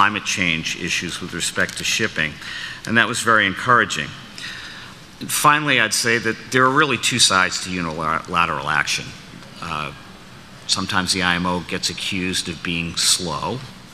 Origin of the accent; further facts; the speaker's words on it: United States; my home country